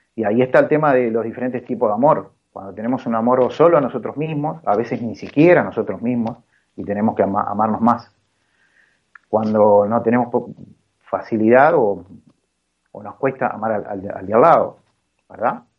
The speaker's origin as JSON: {"language": "Spanish", "country": "Uruguay", "tie": "born or raised there", "said": "yo soy uruguayo, nací acá en Uruguay"}